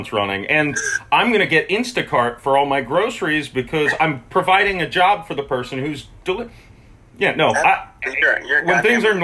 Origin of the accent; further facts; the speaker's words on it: St. Petersburg, Florida, United States; I've lived in St. Petersburg, Florida my whole life